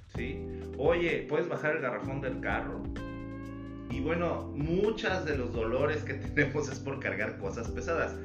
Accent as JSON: {"language": "Spanish", "town": "Toluca", "region": "State of Mexico", "country": "Mexico", "tie": "born or raised there", "moved": "yes", "lives_now": "Mexicali, Mexico", "said": "yo no soy de aquí en Mexicali, tengo la mitad de mi vida aquí, pero eh, de donde yo soy, de, yo nací en Ciudad de México y viví en Toluca"}